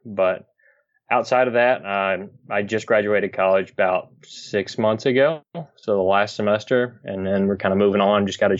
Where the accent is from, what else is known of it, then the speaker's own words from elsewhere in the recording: Kentucky, United States; I'm from Kentucky. So we always used to load up